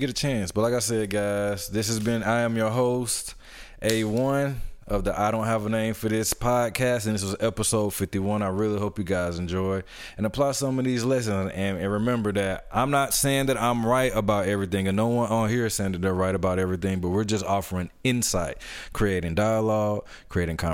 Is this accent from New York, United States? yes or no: no; Atlanta, Georgia, United States; my hometown, Atlanta